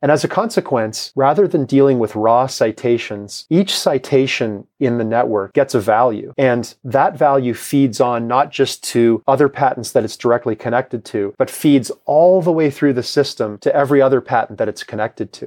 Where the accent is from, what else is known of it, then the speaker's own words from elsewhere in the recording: Toronto, Ontario, Canada; now in Kansas, United States; the block that I grew up on in Toronto